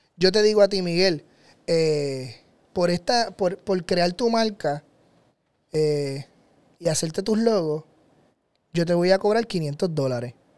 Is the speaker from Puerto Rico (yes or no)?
yes; Puerto Rico; en mi tierra, en Puerto Rico